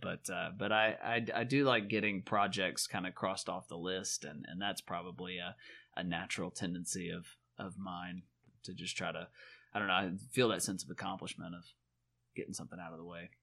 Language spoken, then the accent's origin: English; the South, United States; moved away; also born or lived in Chicago; growing up in the South